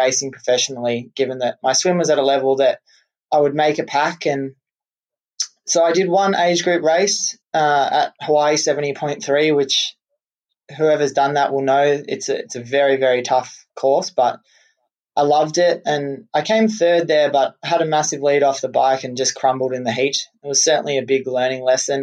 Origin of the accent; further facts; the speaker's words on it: Australia; growing up in Australia, I played a lot of Australian rules football